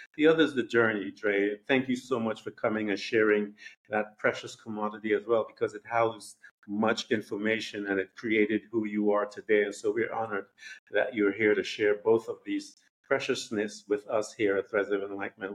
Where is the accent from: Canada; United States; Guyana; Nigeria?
Guyana; I'm from Guyana